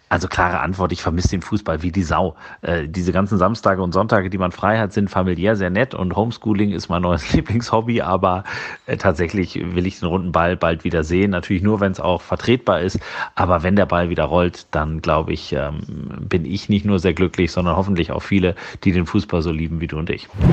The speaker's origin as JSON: {"language": "German", "region": "Hamburg", "country": "Germany", "said": "ich habe durchaus Sympathien durch meine Hamburger Herkunft für den HSV"}